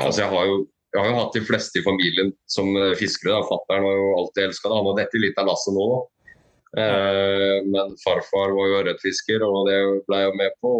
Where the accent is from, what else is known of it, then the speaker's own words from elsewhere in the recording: Skien, Telemark, Norway; moved away; jeg er fra Skien